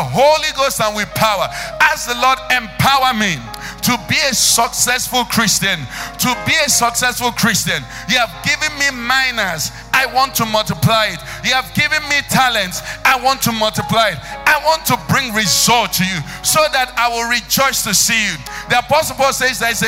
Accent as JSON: {"language": "English", "country": "Nigeria"}